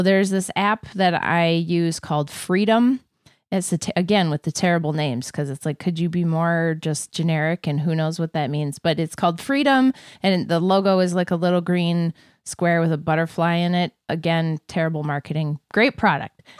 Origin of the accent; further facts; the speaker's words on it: Wisconsin, United States; I was born in Wisconsin